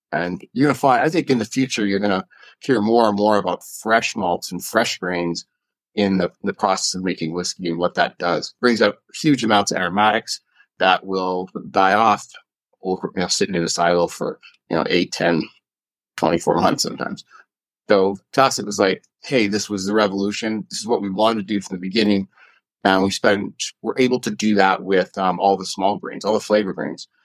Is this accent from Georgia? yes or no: no; Canada; now in Colorado, United States; I grew up in Canada